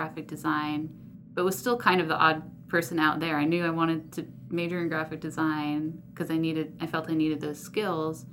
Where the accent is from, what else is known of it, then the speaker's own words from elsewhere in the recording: New Jersey, United States; also born or lived in Washington, D.C. area; I was born in the D.C. area and then moved to New Jersey and grew up mostly in New Jersey